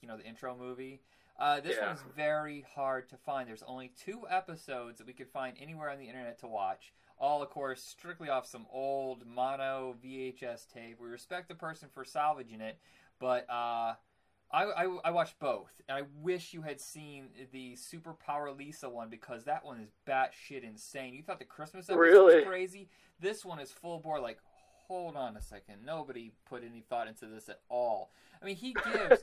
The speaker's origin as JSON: {"language": "English", "region": "Indiana", "country": "United States", "tie": "born or raised there", "said": "I grew up in Indiana"}